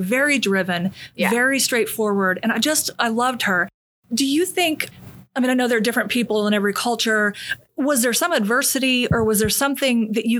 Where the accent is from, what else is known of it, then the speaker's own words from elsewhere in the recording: the North, United States; moved away; I have a Yankee sensibility because I'm from the North.